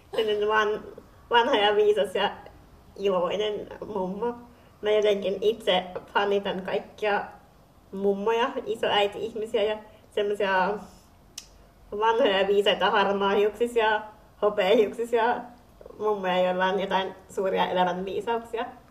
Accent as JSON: {"language": "Finnish", "country": "Finland", "said": "olen kotoisin Suomesta"}